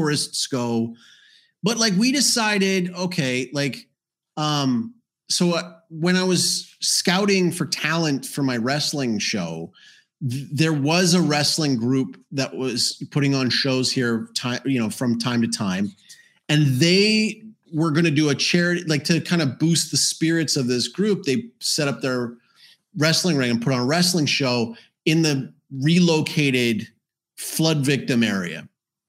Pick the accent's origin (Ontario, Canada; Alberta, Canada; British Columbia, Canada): Alberta, Canada; moved away; also born or lived in South America; I'm from Alberta